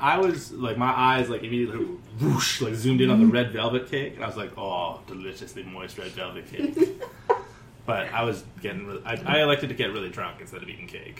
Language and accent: English; Canada; growing up in Canada